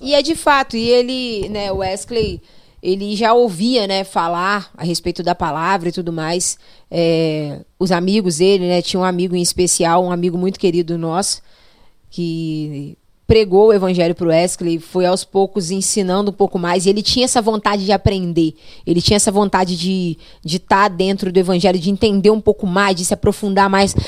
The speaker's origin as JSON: {"language": "Portuguese", "town": "Barra Mansa", "region": "Rio de Janeiro", "country": "Brazil", "tie": "born or raised there", "also_born_or_lived": "Cachoeiro de Itapemirim, Espírito Santo", "lives_now": "Volta Redonda, Brazil", "said": "eu sou natural do Espírito Santo, nasci em Cachoeira de Tepemirim, embora nunca tenha morado lá. Sou filha adotiva dos meus pais, vim para Barra Mansa logo que eu nasci"}